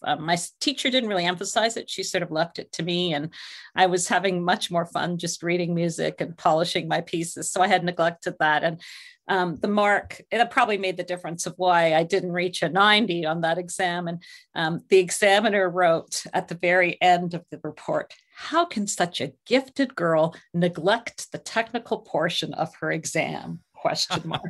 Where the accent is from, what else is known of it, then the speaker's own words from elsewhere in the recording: St. Catharines, Ontario, Canada; I was born in Saint Catharines, Ontario, which is actually, uh, not far from Niagara Falls, very close to the, uh, Buffalo Border Crossing. So in my childhood, made a lot of trips across the river